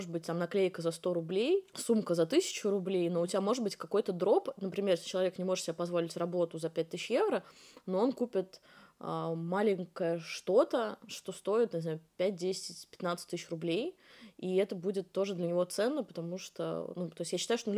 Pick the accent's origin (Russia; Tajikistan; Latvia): Russia; Moscow; я из Москвы